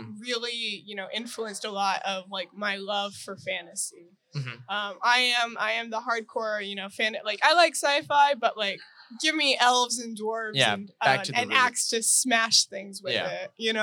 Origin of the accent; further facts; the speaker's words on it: North Washington, United States; I'm from North Washington